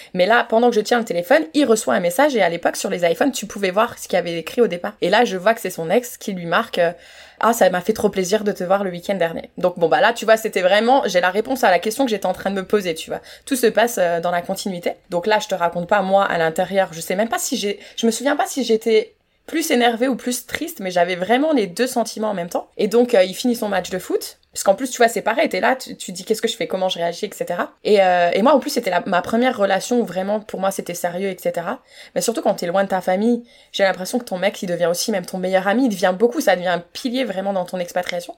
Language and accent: French; France; moved away; en tant que française